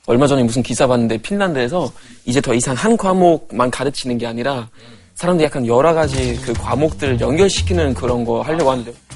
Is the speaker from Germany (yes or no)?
yes; Germany; Korean is a second language; now in South Korea; 저는 독일에서 온